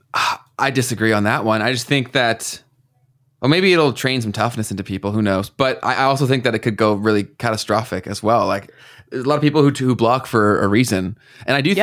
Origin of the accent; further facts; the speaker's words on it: Canada; we already pay so much in taxes in this country